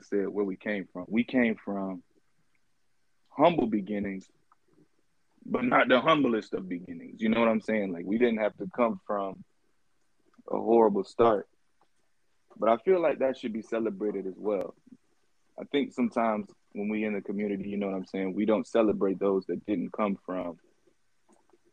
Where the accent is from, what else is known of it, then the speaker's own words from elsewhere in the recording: Jacksonville, Florida, United States; I'm from the Jacksonville, Duval. Born and raised